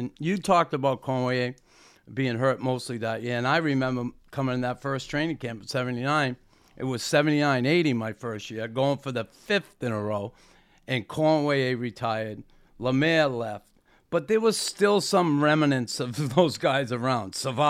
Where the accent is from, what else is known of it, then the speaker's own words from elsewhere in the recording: Boston, Massachusetts, United States; These athletes you're talking about were the athletes I hated through my childhood growing up in Boston